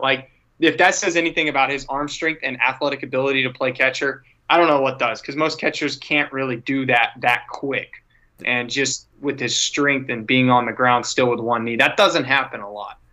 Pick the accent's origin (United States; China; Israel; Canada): United States; San Antonio, Texas; my hometown is San Antonio